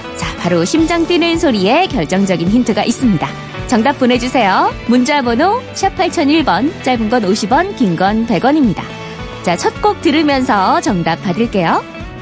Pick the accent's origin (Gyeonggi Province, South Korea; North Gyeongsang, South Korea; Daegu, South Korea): Daegu, South Korea; 제가 대구 출신이거든요.